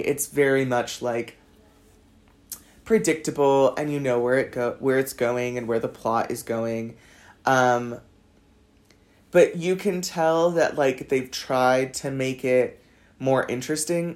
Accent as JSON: {"language": "English", "town": "Los Angeles", "region": "California", "country": "United States", "also_born_or_lived": "south of France", "moved": "as an adult", "lives_now": "France", "said": "I'm from Los Angeles"}